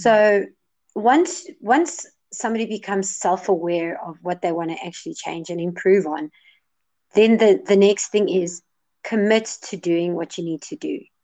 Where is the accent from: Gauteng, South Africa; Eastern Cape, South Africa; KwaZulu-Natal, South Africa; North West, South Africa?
Gauteng, South Africa; Johannesburg; I'm from Johannesburg, South Africa